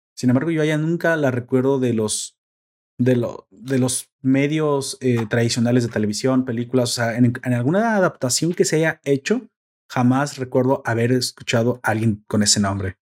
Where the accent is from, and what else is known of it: Mexico